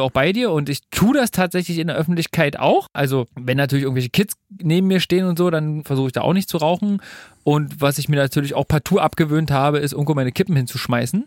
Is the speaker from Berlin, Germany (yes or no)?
yes; Berlin, Germany; ich bin in Berlin geboren und aufgewachsen und lebe hier immer noch